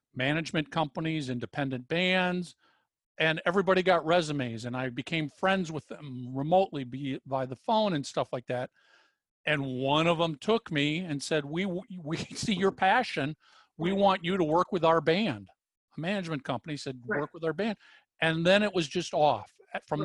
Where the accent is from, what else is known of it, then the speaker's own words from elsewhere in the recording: Minnesota, United States; I was brought up in Minnesota